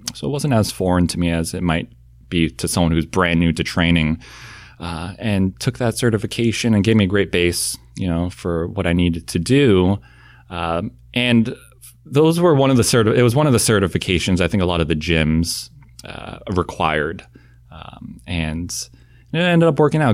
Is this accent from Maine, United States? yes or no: yes; Southern Maine, United States; moved away; I think people think I grew up in some big city, uh, but grew up in Southern Maine